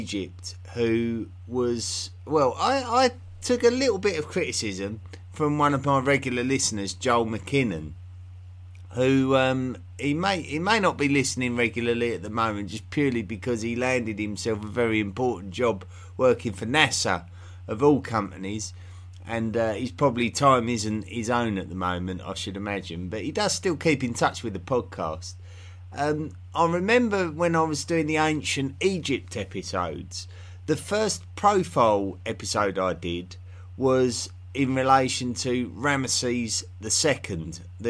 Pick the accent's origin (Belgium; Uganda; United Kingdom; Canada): United Kingdom; England; I have an unusual accent in the fact that I'm from England